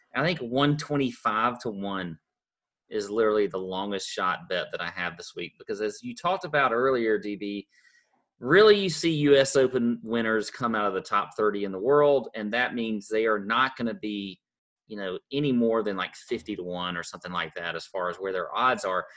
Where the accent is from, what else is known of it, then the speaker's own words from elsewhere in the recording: Augusta, Georgia, United States; we're from Augusta